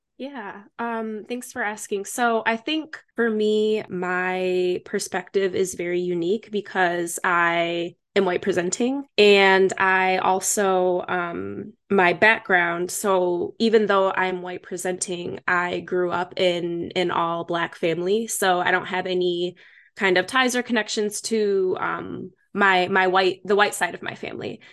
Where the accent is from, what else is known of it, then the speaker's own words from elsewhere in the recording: Michigan, United States; moved away; also born or lived in Chicago; I was born and raised in Michigan. So, from the Midwest